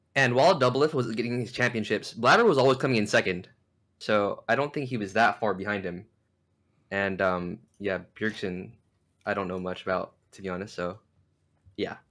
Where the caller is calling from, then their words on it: Downey, California, United States; I'm calling from Downey, California.